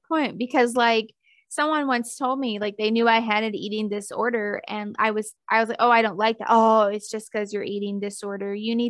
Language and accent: English; Deep South, United States; And Tupperware, I mean like Rubbermaid. I'm from the Deep South. We call it Tupperware.